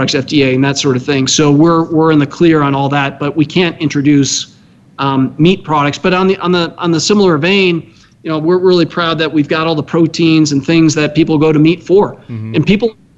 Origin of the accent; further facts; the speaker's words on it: Washington, United States; moved away; also born or lived in East Coast / Maryland; I grew up out in Washington State.